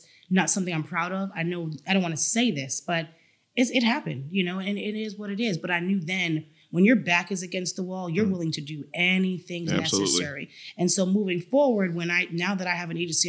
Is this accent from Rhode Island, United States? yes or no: yes; Rhode Island, United States; I'm from Rhode Island, which is a long way from here